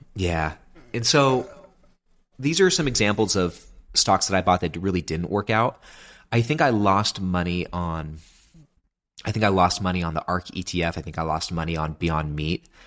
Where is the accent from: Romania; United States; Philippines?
United States; Sacramento, California; moved away; I'm originally from Sacramento, California.